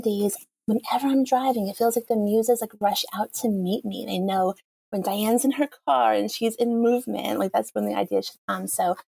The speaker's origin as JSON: {"language": "English", "area": "Long Island", "region": "New York", "country": "United States", "tie": "born or raised there", "also_born_or_lived": "Florida", "moved": "as an adult", "lives_now": "Northern Virginia, United States", "said": "I grew up on Long Island"}